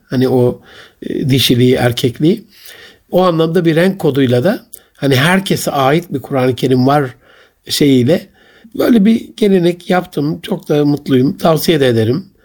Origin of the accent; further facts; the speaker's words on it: Gaziantep, Turkey; Ben çocukluğumda sobalı bir evde büyüdüm. Ve Antep'in eşrafından, zenginlerinden o dönemde çok nadir de olsa sıcak suyu olan